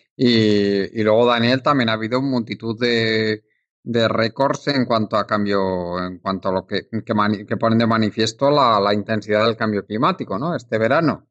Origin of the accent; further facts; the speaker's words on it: Spain; en la época que tú y yo nacimos en España